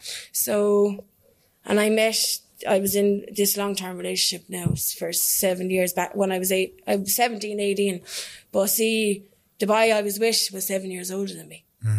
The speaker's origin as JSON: {"language": "English", "town": "Kilcone", "region": "County Waterford", "country": "Ireland", "said": "I'm from Kilcone and Waterford, so it's rough enough"}